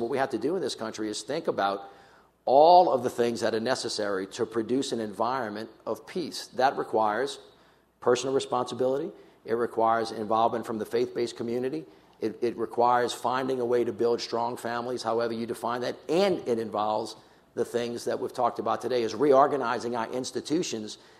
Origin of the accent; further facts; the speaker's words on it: the South, United States; I'm a kid from the South